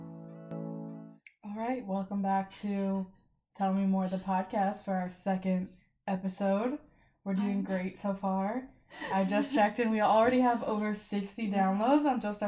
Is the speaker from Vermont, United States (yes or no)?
no; St. Louis, Missouri, United States; I'm from St. Louis